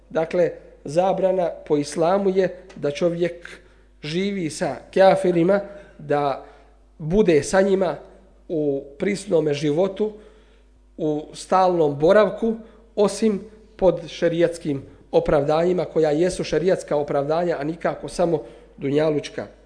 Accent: Bosnia & Herzegovina

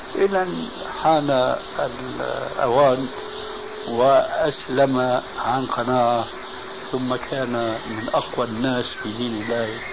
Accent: Syria; عندنا في سوريا

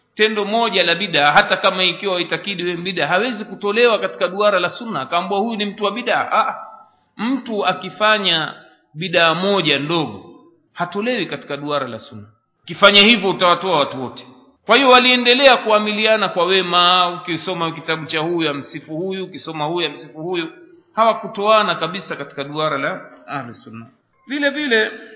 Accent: Tanga, Tanga Region, Tanzania; kule kwetu Tanga

